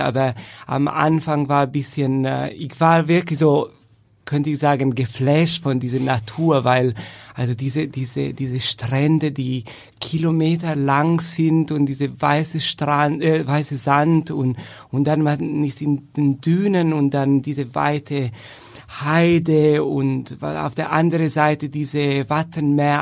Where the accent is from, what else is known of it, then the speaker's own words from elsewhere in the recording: Turin, Piedmont, Italy; German is a second language; moved away as an adult; also born or lived in Frankfurt / Essen / Madrid; now in Germany; ich fühle mich sagen wir so, mehr Italiener, da ich da geboren und aufgewachsen bin